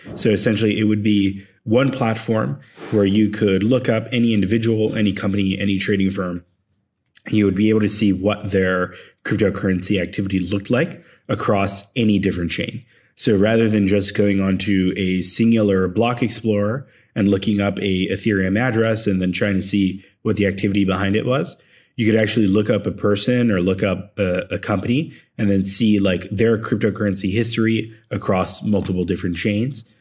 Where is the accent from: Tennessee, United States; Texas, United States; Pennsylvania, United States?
Pennsylvania, United States; Philadelphia; moved away as an adult; also born or lived in Bay Area / Argentina; I grew up in Philadelphia and then I moved to the Bay Area to start my first startup